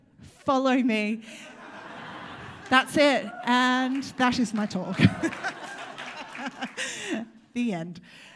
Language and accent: English; Australia; now in United Kingdom; I'm trying to embrace my Australian. I was recently told, by the way, I am from Australia.